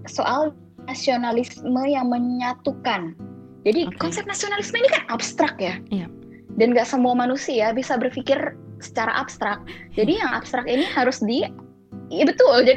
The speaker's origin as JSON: {"language": "Indonesian", "region": "Bangka Belitung Islands", "country": "Indonesia", "said": "misalnya gue orang Bangka ya gue kan makannya uh, nasi putih eh nasi merah nih kita"}